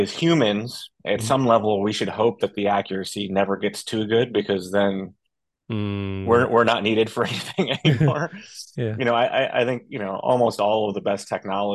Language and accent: English; upstate New York, United States; I'm from a small town in upstate New York